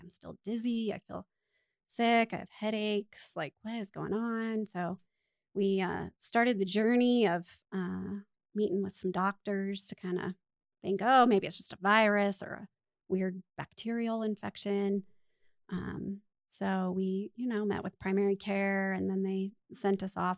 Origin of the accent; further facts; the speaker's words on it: Littleton, United States; I was born and raised right here in Littleton, so I'm a Littleton girl